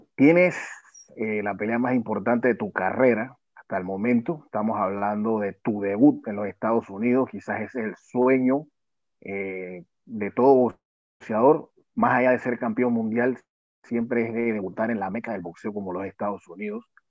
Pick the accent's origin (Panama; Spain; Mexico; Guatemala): Panama; como panameños